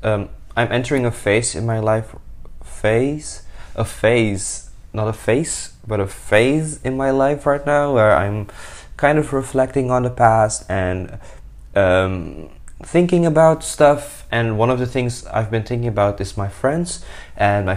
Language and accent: English; Suriname; now in Rotterdam, Netherlands; I'm a 20-year-old young adult living in the Netherlands. I'm from Suriname